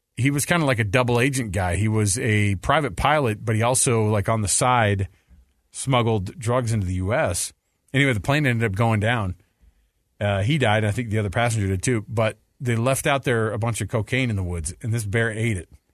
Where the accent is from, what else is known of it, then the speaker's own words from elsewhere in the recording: Austin, Texas, United States; moved away; also born or lived in Davis County; I was born in Austin. I grew up rooting for the Longhorns till we moved from Texas